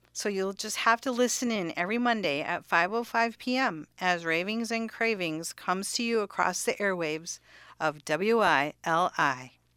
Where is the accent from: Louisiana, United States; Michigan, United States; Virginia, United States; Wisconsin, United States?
Wisconsin, United States; Cudahy; moved away as an adult; also born or lived in Kansas; now in Connecticut, United States; I do appreciate all of the good Armenian food that I enjoyed growing up in Cudahy, Wisconsin